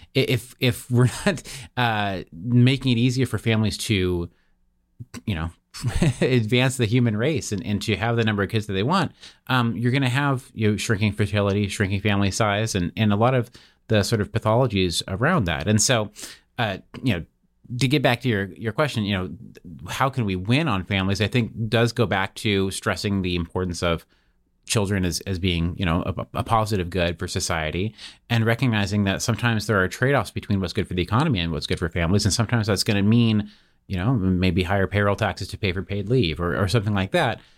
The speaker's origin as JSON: {"language": "English", "town": "Seattle", "region": "Washington", "country": "United States", "tie": "born or raised there", "moved": "as an adult", "said": "I, I grew up in Seattle, Washington"}